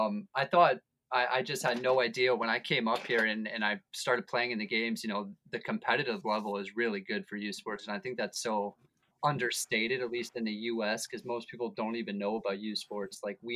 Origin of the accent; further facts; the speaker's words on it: Weston, Florida, United States; Oh, like 20 minutes from Fort Lauderdale.